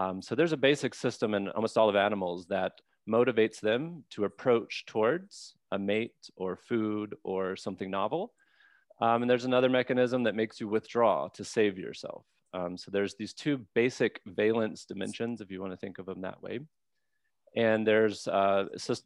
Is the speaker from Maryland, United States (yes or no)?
no; Mississippi, United States; I'm from Mississippi